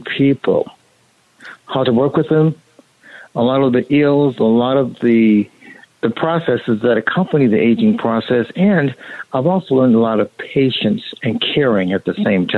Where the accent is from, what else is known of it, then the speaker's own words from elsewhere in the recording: Monrovia, California, United States; I was born and raised in Monrovia